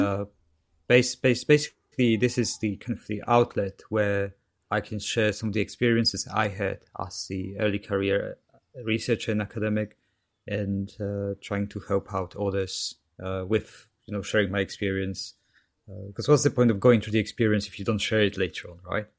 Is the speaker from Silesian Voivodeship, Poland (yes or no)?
yes; Katowice, Silesian Voivodeship, Poland; English is a second language; moved away as an adult; now in United Kingdom; so that's south of Poland near Krakow in Katowice. Mm-hmm. So that's where I'm basically from.